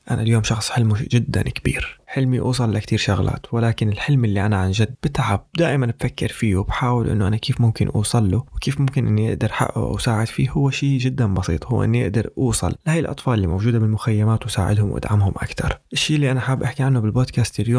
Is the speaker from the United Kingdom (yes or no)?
no; Syria; moved away as an adult; من لما طلعت من سوريا بال 2012